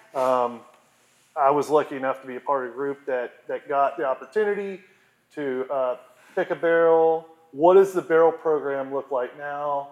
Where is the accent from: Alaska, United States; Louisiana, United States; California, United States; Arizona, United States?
Louisiana, United States; Monroe; I, I, grew up most of my life in Monroe